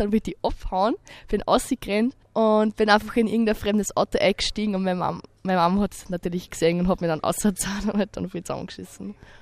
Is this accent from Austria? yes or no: yes; Mitterkirchen, Upper Austria, Austria; komme aus Mitterkirchen